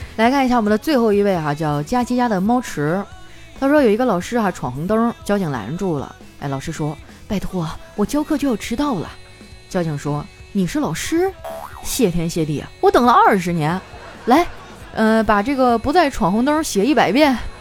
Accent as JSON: {"language": "Chinese", "region": "Northeast China", "country": "China", "said": "我是东北人，我们那块儿太冷了"}